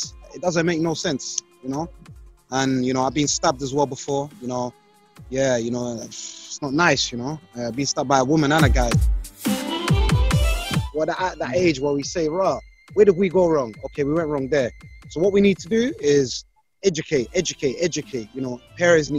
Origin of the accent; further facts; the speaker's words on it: London, United Kingdom; I grew up in Brixton